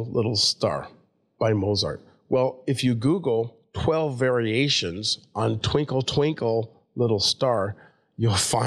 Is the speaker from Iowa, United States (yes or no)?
yes; Davenport, Iowa, United States; moved away; also born or lived in Europe; my life growing up in Davenport, then over to Europe, then all around the globe